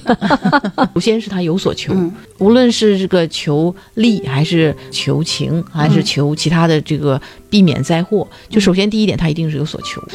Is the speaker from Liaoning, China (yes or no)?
yes; Dalian, Liaoning, China; 我们大连人都会去爬那个莲花山